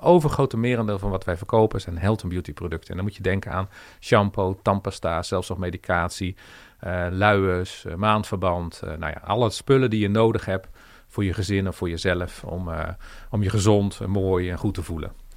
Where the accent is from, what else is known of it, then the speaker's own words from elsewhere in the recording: Veenendaal, Utrecht, Netherlands; Ik kom oorspronkelijk uit Veenendaal